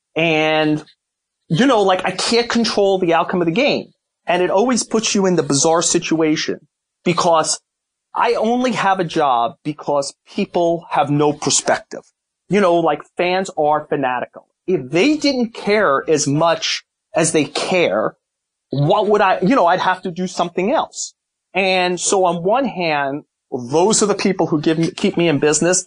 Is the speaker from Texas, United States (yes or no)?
no; New York City, New York, United States; we grew up in Brooklyn